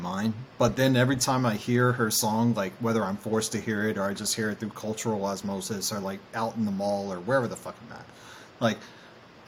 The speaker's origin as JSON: {"language": "English", "town": "Savannah", "region": "Georgia", "country": "United States", "tie": "born or raised there", "said": "I grew up in Savannah, Georgia"}